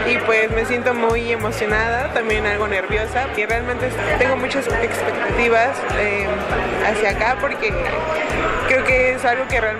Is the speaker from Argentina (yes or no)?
no; Morelos, Mexico; vengo de Morelos y pues voy a estudiar ingeniería en computación.